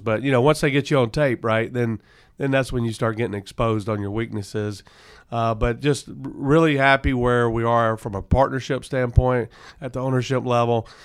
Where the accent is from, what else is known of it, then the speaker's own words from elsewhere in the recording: Alabama, United States; now in Arizona, United States; I'm originally from Alabama.